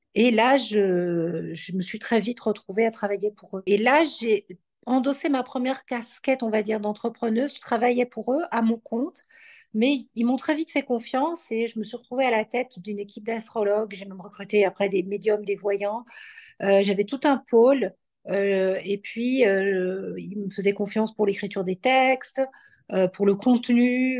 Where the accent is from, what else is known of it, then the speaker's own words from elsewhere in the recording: Belgium; also born or lived in Paris, France / New York, United States; now in Aix-en-Provence, France; je suis née en Belgique, je vis en France, dans le sud